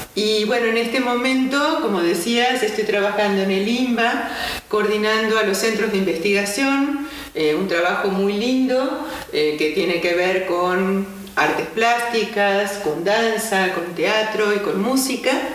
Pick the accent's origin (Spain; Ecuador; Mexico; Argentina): Argentina; moved away as an adult; en Argentina, que es de donde soy originaria